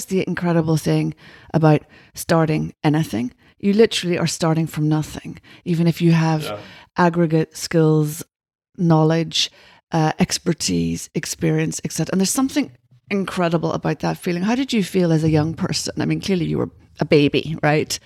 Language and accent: English; Ireland; being Irish